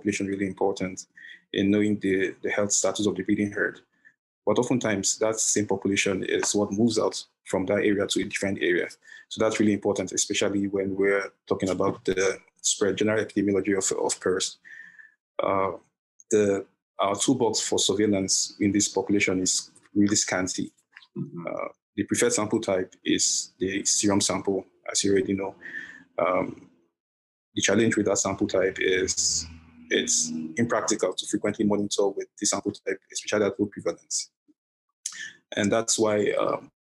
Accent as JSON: {"language": "English", "region": "southern Nigeria", "country": "Nigeria", "moved": "as an adult", "lives_now": "Iowa, United States", "said": "I'm from South Nigeria"}